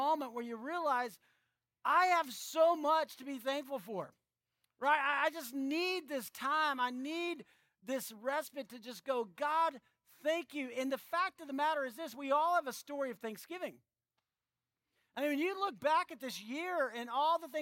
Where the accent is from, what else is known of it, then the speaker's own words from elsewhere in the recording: San Antonio, Texas, United States; moved away; I grew up in San Antonio